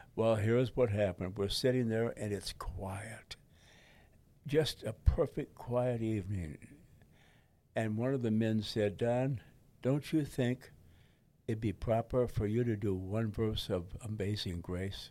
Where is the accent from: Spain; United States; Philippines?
United States; Detroit, Michigan; in front of the house in Detroit. That's my hometown